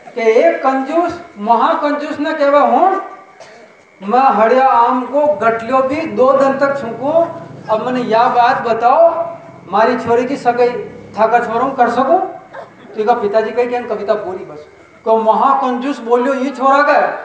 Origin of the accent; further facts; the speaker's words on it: Chittorgarh, Rajasthan, India; accent: Mewari; मैं चित्तौड़ का रहने वाला हूँ